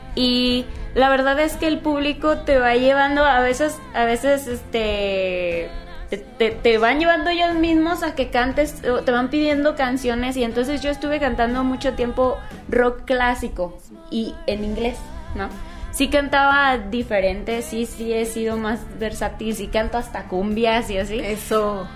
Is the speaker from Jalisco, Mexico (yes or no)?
yes; Guadalajara, Jalisco, Mexico; also born or lived in California; Nací allá, pero realmente yo desde los tres años viví en Guadalajara. Entonces, pues yo digo que yo me considero tapatía